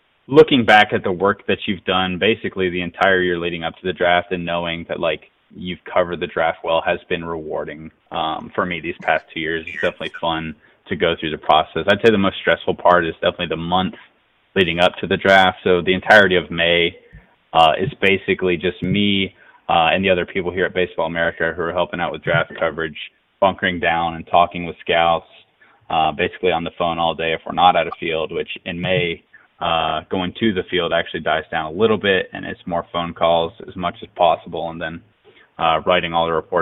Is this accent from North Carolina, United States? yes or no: yes; North Carolina, United States; I definitely grew up a Braves fan just growing up in North Carolina